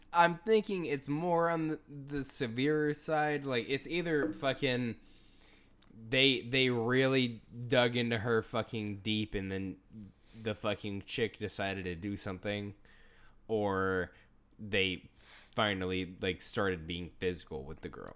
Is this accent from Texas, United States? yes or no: yes; Houston, Texas, United States; growing up in Houston